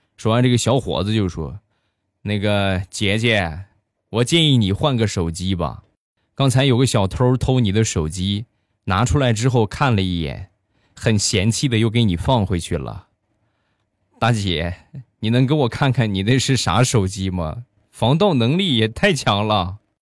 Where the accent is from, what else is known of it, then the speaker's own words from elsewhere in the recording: Shandong, China; 我呢，山东人，大家也都知道，我们山东人吃饭的相对比较豪放一些